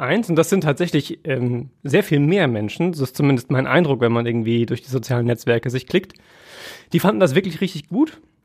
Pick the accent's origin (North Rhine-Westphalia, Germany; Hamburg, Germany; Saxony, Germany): North Rhine-Westphalia, Germany; Essen; für uns aus Essener Sicht